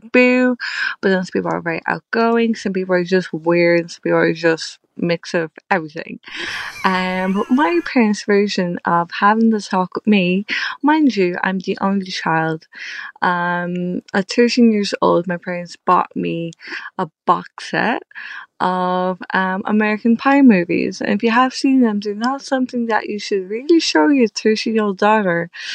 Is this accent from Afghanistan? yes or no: no; Ireland; I'm Irish